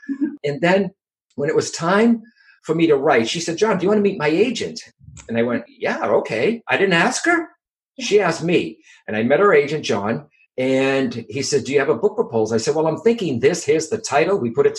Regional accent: Boston, Massachusetts, United States; accent: Boston; also born or lived in California / England; with my Boston accent

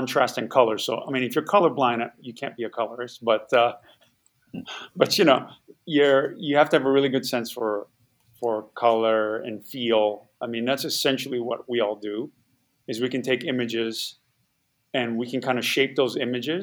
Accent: Hawaii, United States; moved away as an adult; I grew up in Hawaii

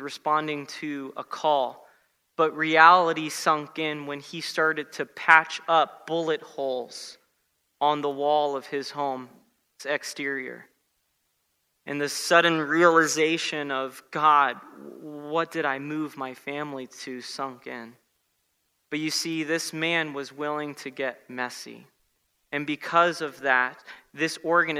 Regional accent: South Florida, United States; I grew up in South Florida

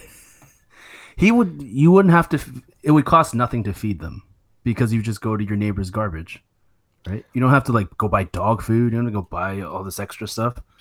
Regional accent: Canada; I'm Canadian

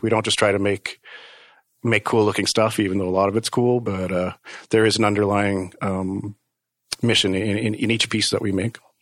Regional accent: Calgary, Alberta, Canada; moved away as an adult; also born or lived in Manitoba / Vancouver / New York; now in Toronto, Canada; growing up in Calgary most of my life

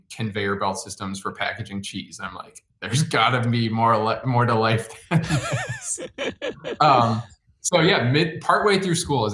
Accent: Chicago, Illinois, United States; moved away as an adult; also born or lived in Michigan; now in Seattle, United States; I grew up in the suburbs of Chicago, went to school in Michigan

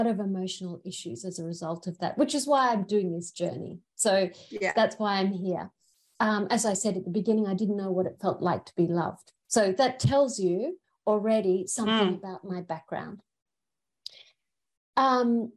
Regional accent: Brisbane, Queensland, Australia; also born or lived in England; I'm actually the only person in my family who's born in Australia

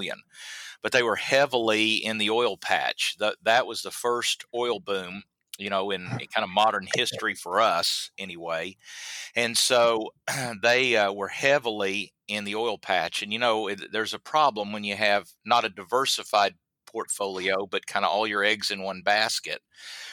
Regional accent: Southwest Oklahoma, United States; I'm from Southwest Oklahoma, and we don't have any trees in Southwest Oklahoma

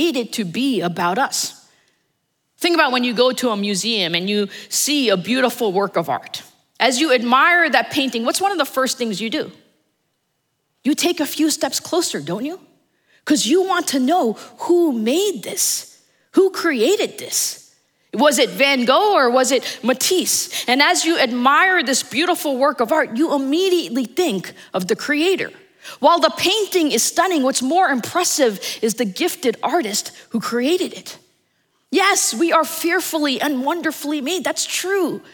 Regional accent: New Jersey, United States; now in Dallas, United States; I'm originally from New Jersey. My family is still there. And there are often times that I want to be here in Dallas, but I also want to be in New Jersey

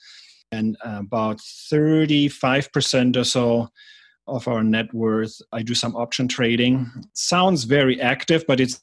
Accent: Germany; moved away as an adult; also born or lived in Atlanta, United States / San Francisco, United States; now in United States; I'm from Germany originally. I came to the US as an exchange student, and then I stayed here full-time

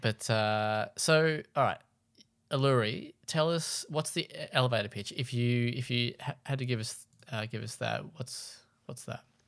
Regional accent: Launceston, Tasmania, Australia; was born in and from Launceston, so the other end of the state

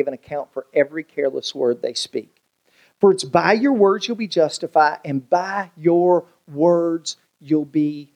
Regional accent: United States; my family, we grew up in on the Virginia-Tennessee line

